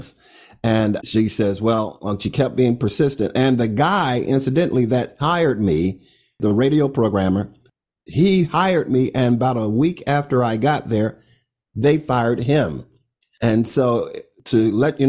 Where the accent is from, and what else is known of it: Orlando, Florida, United States; moved away as an adult; also born or lived in Miami